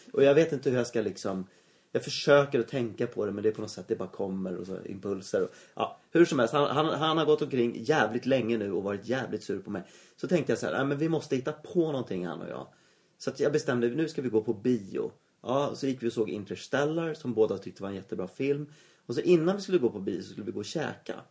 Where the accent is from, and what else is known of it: Sweden